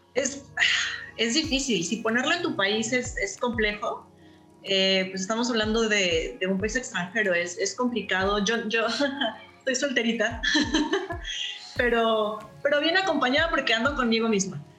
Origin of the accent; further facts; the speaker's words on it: Veracruz, Mexico; now in Canada; soy de Veracruz